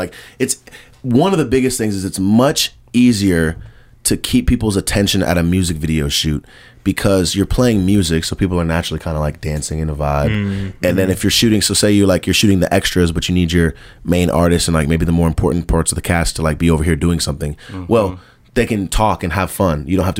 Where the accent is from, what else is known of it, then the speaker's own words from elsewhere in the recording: the South, United States; I like that he's from the South, and he stays true to that, because I'm from the South.